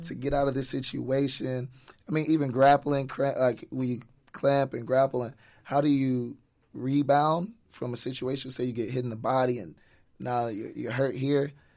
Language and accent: English; Atlanta, Georgia, United States; moved away as an adult; growing up in Atlanta